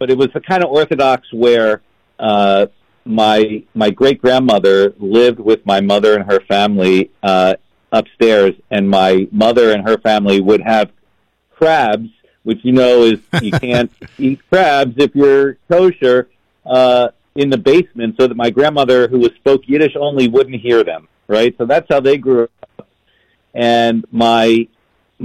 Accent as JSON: {"language": "English", "town": "Baltimore", "region": "Maryland", "country": "United States", "tie": "born or raised there", "said": "I grew up in Baltimore"}